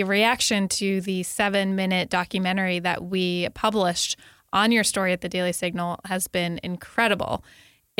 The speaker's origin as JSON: {"language": "English", "region": "Connecticut", "country": "United States", "tie": "born or raised there", "moved": "yes", "said": "my home state of Connecticut"}